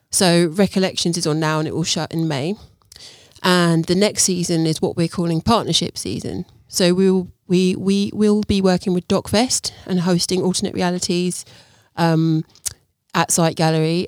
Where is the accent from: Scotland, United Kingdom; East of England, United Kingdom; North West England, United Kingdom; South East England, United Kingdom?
East of England, United Kingdom; Luton; moved away as an adult; also born or lived in Brighton / London; I was born in Luton.